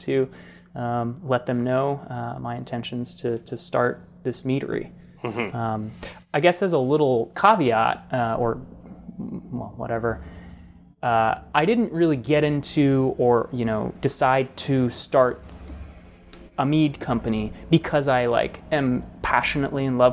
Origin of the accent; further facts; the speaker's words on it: Colorado, United States; moved away as an adult; also born or lived in Boulder, Colorado; now in New York, United States; I grew up in Colorado. We moved there, I was four